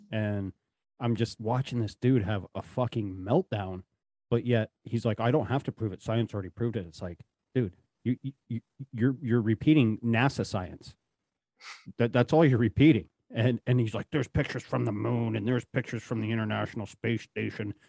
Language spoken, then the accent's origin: English; the Rockies, Rocky Mountains, United States; now in Appalachians, United States; I'm originally from the Rockies